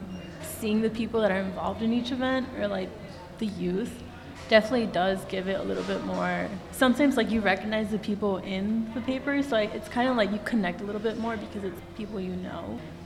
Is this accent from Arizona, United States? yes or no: no; Chicago, Illinois, United States; I grew up in Back of the Yards, and I went away for college, and when I came back, I realized how much Back of the Yards as a whole has shaped me and who I am.